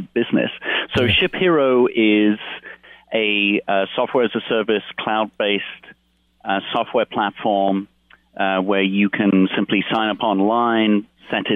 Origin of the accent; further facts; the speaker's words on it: United Kingdom; moved away; part being British